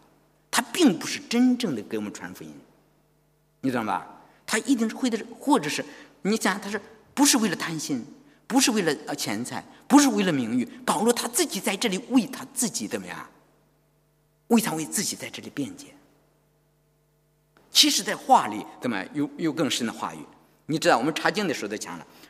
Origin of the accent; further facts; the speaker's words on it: China; 我们中国人常常是我们日久啊见真情，是吧？